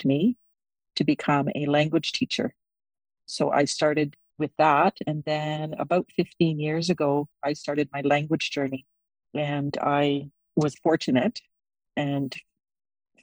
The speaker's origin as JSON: {"language": "English", "town": "Whitehorse", "region": "Yukon", "country": "Canada", "tie": "born or raised there", "said": "I was born and raised in Whitehorse."}